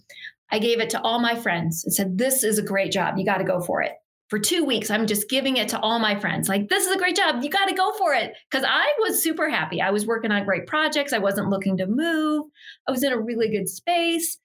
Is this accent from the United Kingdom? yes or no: no; Ohio, United States; moved away as an adult; also born or lived in Los Angeles, California; now in Salt Lake City, United States; I grew up in Ohio and I went to school at the University of Cincinnati